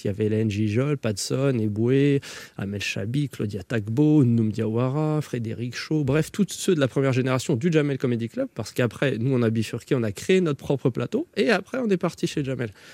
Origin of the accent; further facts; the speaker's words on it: Saint-Denis, Île-de-France, France; also born or lived in Connecticut, United States; j'ai grandi à Saint-Denis avec des Yougos, des, des, Antillais